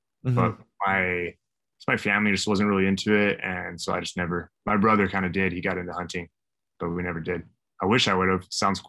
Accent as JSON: {"language": "English", "region": "Idaho", "country": "United States", "tie": "born or raised there", "said": "I grew up in Idaho."}